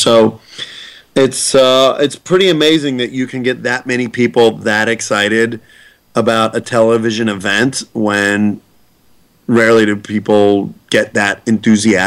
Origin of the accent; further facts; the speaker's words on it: Pittsburgh, Pennsylvania, United States; I'm from Pittsburgh